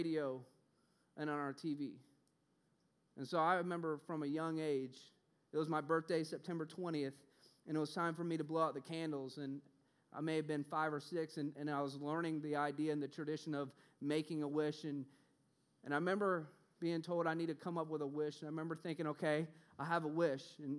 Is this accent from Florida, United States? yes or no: yes; Orlando, Florida, United States; moved away; also born or lived in Los Angeles, California; I'm from Orlando, Florida